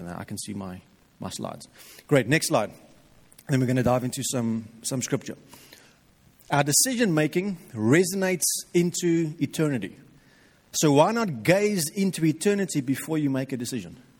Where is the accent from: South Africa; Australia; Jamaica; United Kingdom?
South Africa; we as Afrikaans people